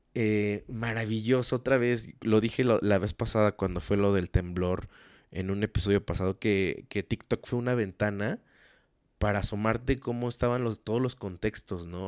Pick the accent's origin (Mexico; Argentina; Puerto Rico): Mexico; como mexicanos